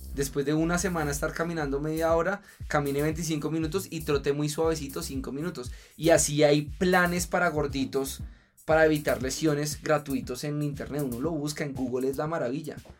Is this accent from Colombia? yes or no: yes; Colombia; culturalmente como colombiano